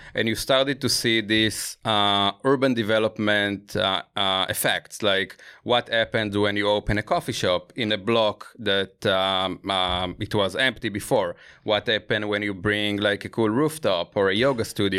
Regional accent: Israel; I grew up in Israel

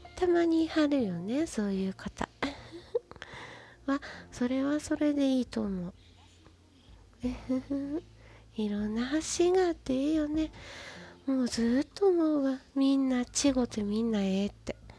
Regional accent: Kansai, Japan; accent: Kansai dialect; バリッバリの関西人なんで

